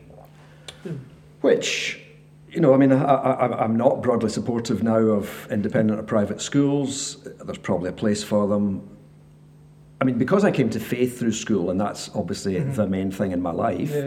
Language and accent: English; Rutherglen, Scotland, United Kingdom; now in Ballanock, United Kingdom; originally I'm from Rutherglen, which, in case anybody doesn't know, that's just outside Glasgow. We do not consider ourselves Glaswegians. So I'm an incomer in that sense. But I was brought up there